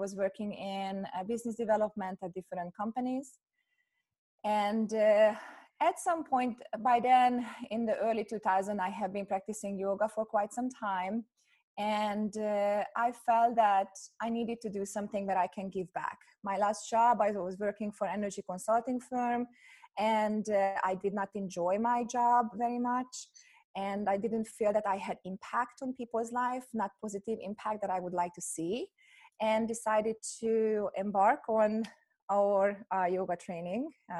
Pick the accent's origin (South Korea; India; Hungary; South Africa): Hungary; moved away as an adult; now in United States; I'm originally from Hungary. I was born in Hungary. And when I finished my undergrad, I got a scholarship to come to the US